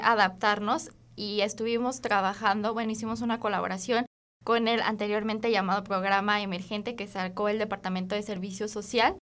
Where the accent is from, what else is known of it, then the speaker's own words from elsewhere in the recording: Guanajuato, Mexico; yo soy de Guanajuato Capital.